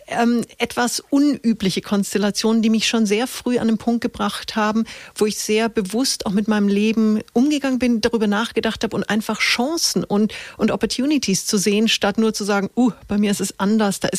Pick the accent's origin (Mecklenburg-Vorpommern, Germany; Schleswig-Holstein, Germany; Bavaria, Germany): Bavaria, Germany; Munich; born there; Also ich bin gebürtiges Münchner Kindel, mhm. habe in sechs Ländern gelebt, habe, äh, bin 46 Jahre alt